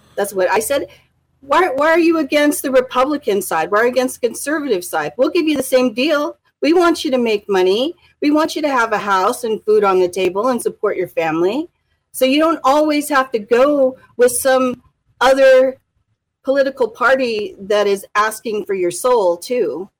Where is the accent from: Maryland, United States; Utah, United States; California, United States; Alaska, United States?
Alaska, United States; Anchorage; I'm fourth generation Alaskan. And we've been in Anchorage for fifty years in the same house